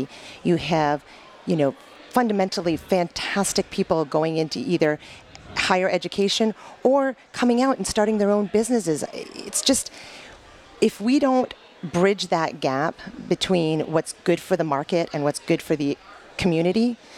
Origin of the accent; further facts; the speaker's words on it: Canada; moved away as an adult; now in Michigan, United States; born and raised in Canada, went to school at the University of Windsor